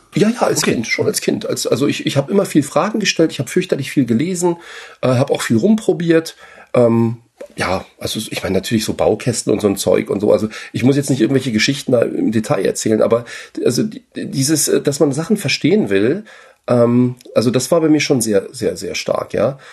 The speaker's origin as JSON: {"language": "German", "region": "Berlin", "country": "Germany", "also_born_or_lived": "France", "moved": "as an adult", "said": "ich komme ja aus Ostberlin"}